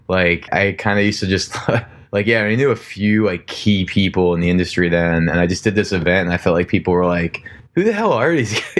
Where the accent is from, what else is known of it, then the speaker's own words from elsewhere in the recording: New Jersey, United States; also born or lived in Florida; where I grew up in Jersey